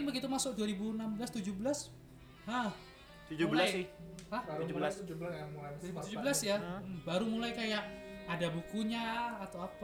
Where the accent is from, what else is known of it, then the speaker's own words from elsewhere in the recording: Kalimantan, Indonesia; internet di Kalimantan tuh susah aku kan dari Kalimantan ya susah betul